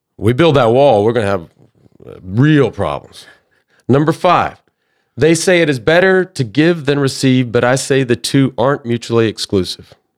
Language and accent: English; Dallas, Texas, United States; ending up in Dallas, where I grew up